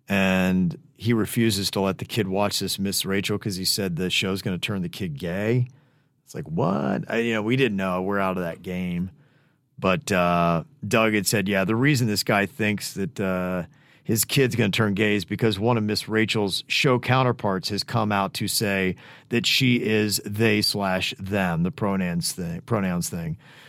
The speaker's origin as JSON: {"language": "English", "country": "Peru", "said": "And since I'm from Peru, I figured that must have helped somehow."}